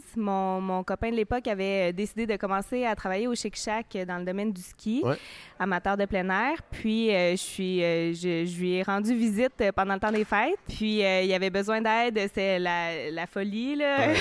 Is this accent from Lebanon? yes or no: no; Laurentides, north shore of Montreal, Quebec, Canada; moved away as an adult; moi, je viens euh, de, des Laurentides, en fait, de la rive nord de Montréal